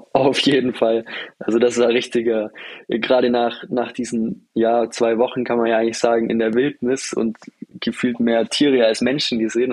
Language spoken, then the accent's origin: German; Germany; als, als Deutscher